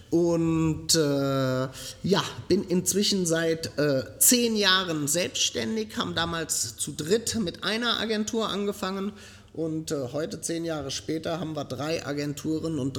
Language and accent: German; Groß-Gerau, Hesse, Germany; accent: Frankfurt area; moved away as an adult; now in France; Wie ihr an äh, meinem Akzent hören könnt, komme ich ursprünglich aus dem Frankfurter Raum, um genau zu sein, aus Groß-Gerau